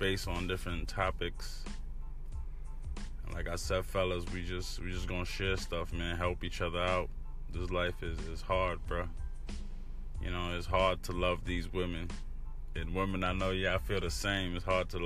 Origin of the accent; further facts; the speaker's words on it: New York City, New York, United States; moved away as an adult; now in Orlando, United States; Born and raised in New York City, but now I live in the South, Florida, you know.